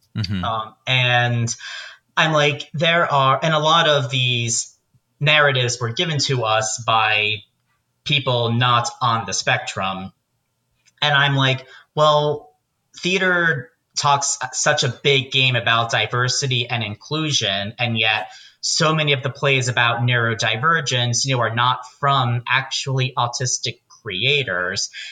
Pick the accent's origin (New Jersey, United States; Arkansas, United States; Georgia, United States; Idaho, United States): New Jersey, United States; Pompton Plains; moved away as an adult; also born or lived in Arizona; I grew up in Pompton Plains, New Jersey, about 45 minutes outside of New York.